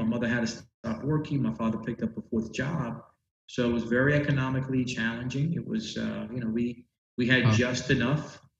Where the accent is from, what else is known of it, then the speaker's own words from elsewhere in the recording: New York, United States; I grew up in New York in Spanish Harlem, a place called El Barrio, which is sort of nestled in between Midtown Manhattan and Upper Manhattan. So I grew up there my whole life